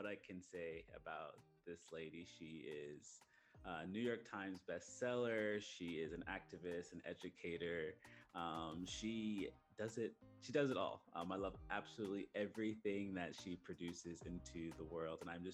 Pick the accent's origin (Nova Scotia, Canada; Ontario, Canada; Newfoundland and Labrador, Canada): Nova Scotia, Canada; I'm from Canada and mm-hmm. Nova Scotia